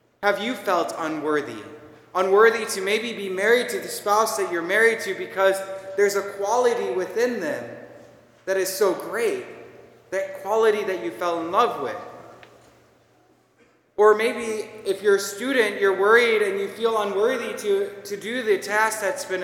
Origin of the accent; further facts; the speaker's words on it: Minnesota, United States; accent: Minnesotan; moved away; my Minnesotan accent